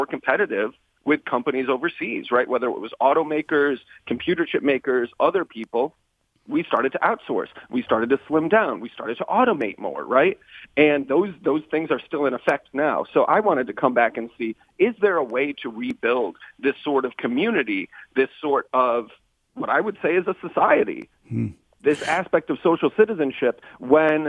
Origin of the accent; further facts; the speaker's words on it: Holland, Michigan, United States; moved away; also born or lived in Washington; I'm a Michigander. I'm from Holland, from the west side of the state